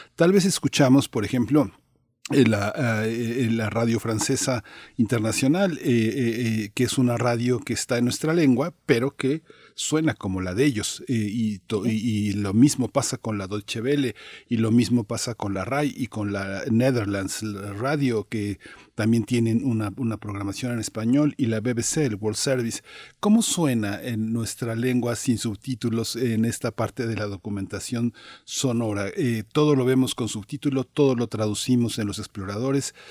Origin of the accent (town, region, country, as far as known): Mexico